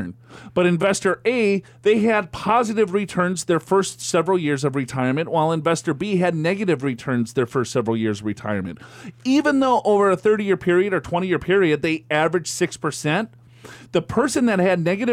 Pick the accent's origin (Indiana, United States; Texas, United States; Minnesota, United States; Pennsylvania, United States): Minnesota, United States; Minneapolis; I'm from Minneapolis